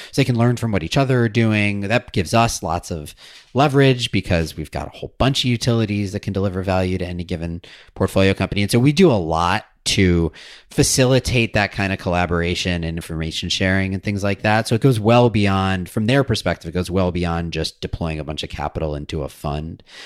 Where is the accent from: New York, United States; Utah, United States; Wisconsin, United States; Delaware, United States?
Wisconsin, United States; Madison; I grew up in Madison, Wisconsin, so that was my hometown utility